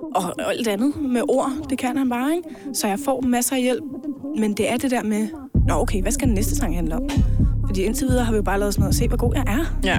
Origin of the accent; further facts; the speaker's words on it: Denmark; Jeg er 22 år, og jeg kommer fra Hundi